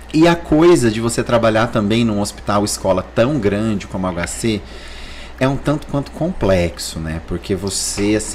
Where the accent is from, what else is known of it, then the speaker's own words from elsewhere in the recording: Paiçandu, Paraná, Brazil; moved away as an adult; also born or lived in Maringá / São Paulo; now in Palmas, Brazil; Sou paranaense. Nascer, a gente fala que nasceu em Maringá, né? Uhum. Mas na verdade é Pai Sandu assim, ali é do lado